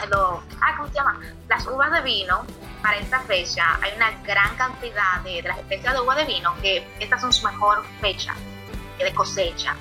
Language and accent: Spanish; Dominican Republic; yo soy dominicana